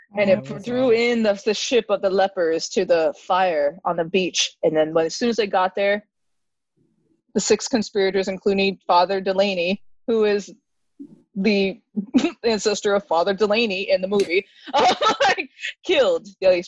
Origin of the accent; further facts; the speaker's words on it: California, United States; So we chose this because we are from the Bay Area. We wanted to see some Bay Area films.